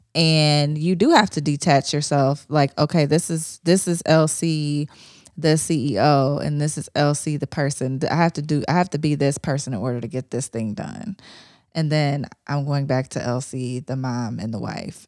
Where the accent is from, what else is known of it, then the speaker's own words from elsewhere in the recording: Ohio, United States; I wasn't raised in the South, I was raised in Ohio